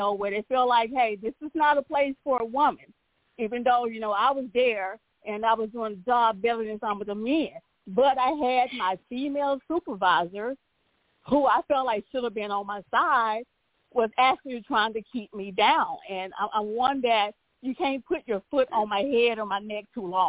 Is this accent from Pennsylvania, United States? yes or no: no; Crockett, Texas, United States; also born or lived in Beaumont, Texas; my hometown, which is Crockett, Texas